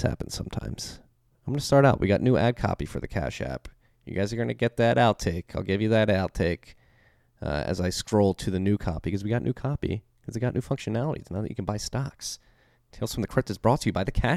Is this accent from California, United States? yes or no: no; Philadelphia, Pennsylvania, United States; accent: Philly; my Philly accent